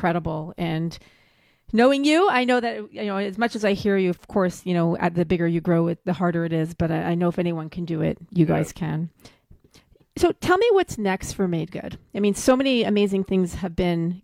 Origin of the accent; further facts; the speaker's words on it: Canada; being Canadian